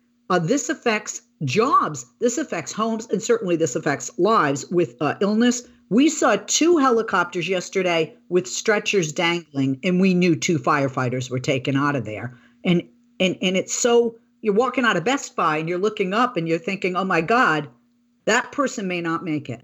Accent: California, United States; because as a voter and as a Californian, as a resident, I think it was lip service.

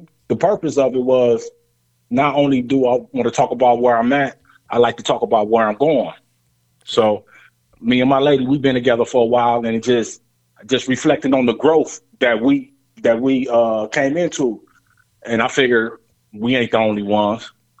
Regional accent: Lima, Ohio, United States; So I was born in Lima, Ohio.

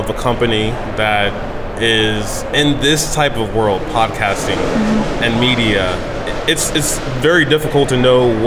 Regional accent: Odenton, Maryland, United States; now in Austin, United States; my my parents and I, well, more so me, I'm from Maryland originally.

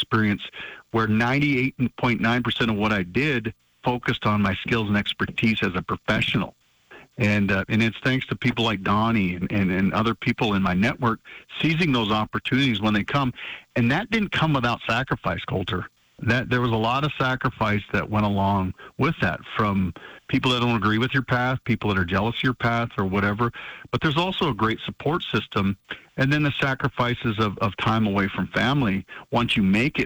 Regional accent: Montana, United States

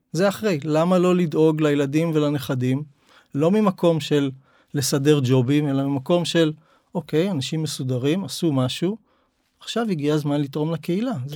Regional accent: Tel Aviv, Tel Aviv District, Israel; moved away as an adult; now in Zikhron Ya'akov, Israel; אני במקור מתל אביב

